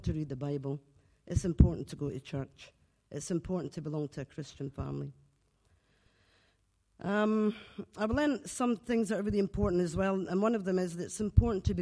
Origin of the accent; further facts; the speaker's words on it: Glasgow, Scotland, United Kingdom; now in Lennoxtown, United Kingdom; 18 months ago, I moved to Lennoxtown, but I'm actually from Glasgow. I was away for over 30 years, and I'm back home.